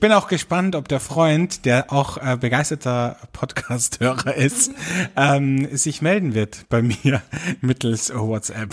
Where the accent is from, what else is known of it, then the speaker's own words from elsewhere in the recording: Austria; bei uns in Österreich